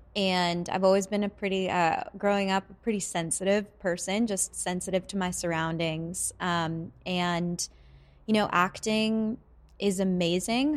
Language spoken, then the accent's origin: English; Vancouver, British Columbia, Canada; moved away; I'm from Vancouver